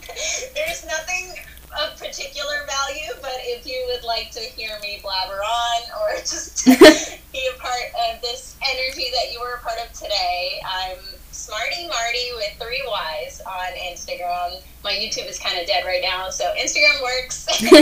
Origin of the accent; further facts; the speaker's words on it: South India, India; Sometimes I can't relate to another Indian because I'm South Indian, and that's completely different from someone who lives in North India.